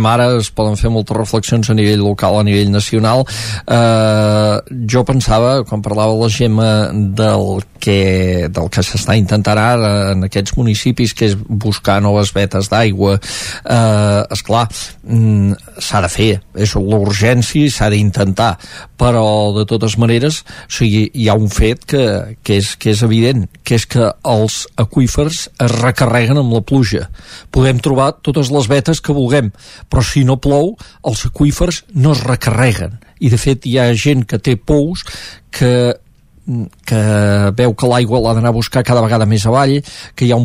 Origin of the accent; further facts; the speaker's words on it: Catalonia, Spain; vaig entendre la gent de l'Ebre quan a vegades es revolten contra tot i ho som el cul de Catalunya